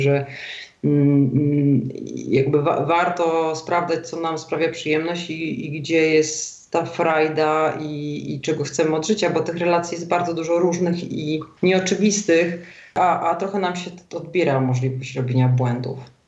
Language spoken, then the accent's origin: Polish; Warsaw, Masovian Voivodeship, Poland; moved away as an adult; also born or lived in London; now in Zurich, Switzerland; ja jestem warszawianką od pokoleń z linii matki